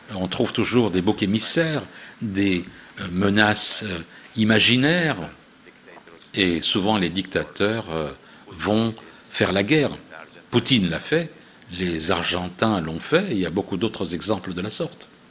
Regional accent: Milan, Lombardy, Italy; moved away as an adult; also born or lived in Istanbul, Turkey / Tehran, Iran / Tel Aviv, Israel / United States; à l'âge de quatre ans, nous avons émigré vers Milan, en Italie, où nous nous sommes installés. J'ai grandi là-bas.

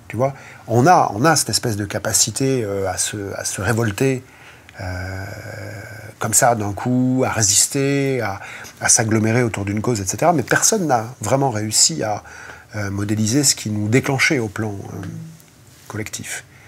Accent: France; on est des Français

